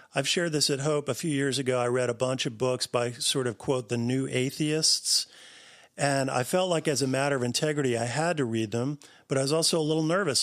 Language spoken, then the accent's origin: English; New Jersey, United States; I grew up in New Jersey